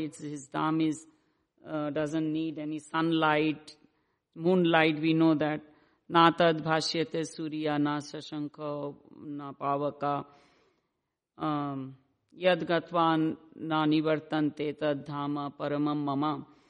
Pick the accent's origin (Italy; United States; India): India; born there; I was born in India, of course.